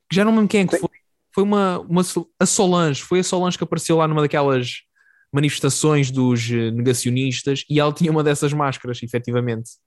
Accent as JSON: {"language": "Portuguese", "region": "Algarve", "country": "Portugal", "moved": "yes", "lives_now": "Lisbon, Portugal", "said": "tanto tu como eu somos do Algarve, de zonas é muito parecidas, é e inclusive aqui em Lisboa morávamos literalmente a um minuto um do outro"}